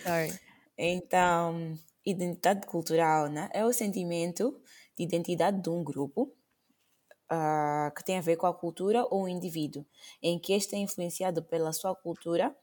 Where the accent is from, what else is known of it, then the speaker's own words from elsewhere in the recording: Maputo, Maputo City, Mozambique; first language Portuguese; moved away; minha mãe fala macua, uhum. não falo nem goni, não falo nem xangana, como nasci no Maputo